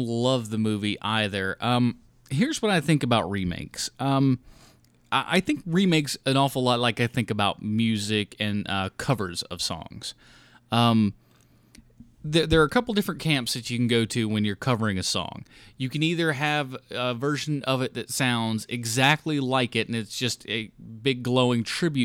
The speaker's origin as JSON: {"language": "English", "town": "Morristown", "region": "Tennessee", "country": "United States", "tie": "born or raised there", "moved": "yes", "lives_now": "Charlotte, United States", "said": "the original Evil Dead was more or less mostly shot in my hometown of Morristown, Tennessee"}